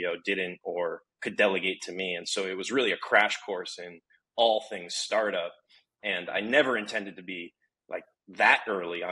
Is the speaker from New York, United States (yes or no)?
no; Connecticut, United States; I'm Connecticut born and bred.